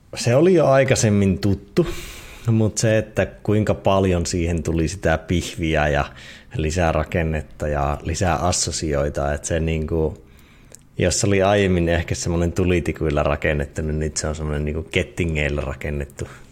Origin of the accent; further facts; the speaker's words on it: Eastern Finland, Finland; moved away; siinä Itä-Suomessa ja kotikonnuilla